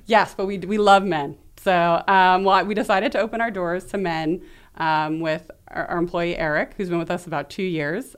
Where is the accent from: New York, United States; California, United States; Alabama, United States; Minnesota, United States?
New York, United States; New York City; also born or lived in Chicago; So, I'm from New York City. I was born in Brooklyn